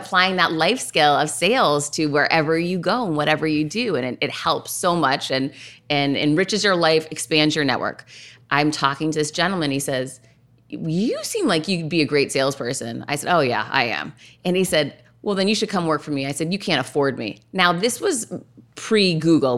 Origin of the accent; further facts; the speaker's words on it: Worcester, Massachusetts, United States; I grew up in Worcester, Massachusetts.